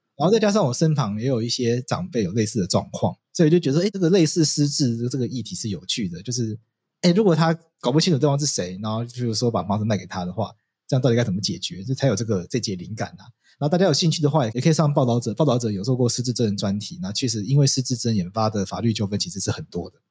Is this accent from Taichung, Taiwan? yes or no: no; Taipei, Taiwan; 我这个就是在台北长大的东部人